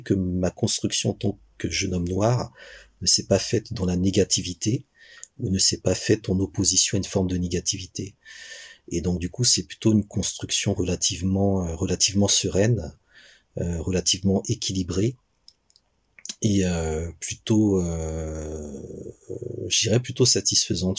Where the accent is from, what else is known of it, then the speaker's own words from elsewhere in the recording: Benin; je suis né au Bénin, j'ai grandi au Bénin